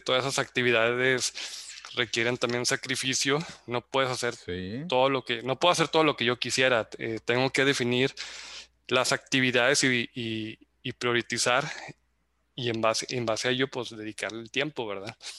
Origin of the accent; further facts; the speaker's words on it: Zacatecas, Mexico; moved away as an adult; now in Monterrey, Mexico; soy zacatecano, radicado en Monterrey desde hace 16 años.